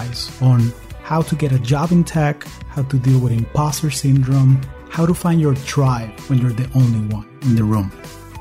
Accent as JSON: {"language": "English", "town": "Caracas", "region": "Capital District", "country": "Venezuela", "also_born_or_lived": "Silicon Valley, United States", "moved": "yes", "lives_now": "United States", "said": "I am originally from Caracas, Venezuela, and I've been calling the U.S. home for the last 20 years."}